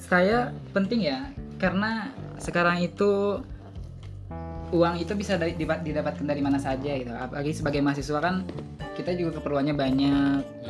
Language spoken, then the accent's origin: Indonesian; Martapura, South Kalimantan, Indonesia; asalnya saya dari Martapura